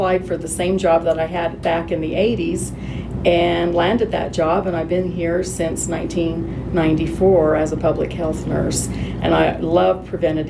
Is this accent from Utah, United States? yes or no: yes; Summit County, Utah, United States; Born and raised in Summit County, been here for many, many years